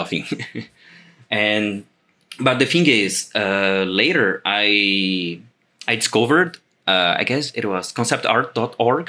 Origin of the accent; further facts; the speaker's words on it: Brazil; I am an illustrator from Brazil